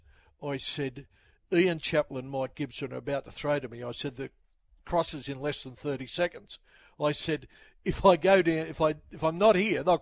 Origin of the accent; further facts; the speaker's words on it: Sydney, New South Wales, Australia; I grew up in the Sydney suburb of Padstow.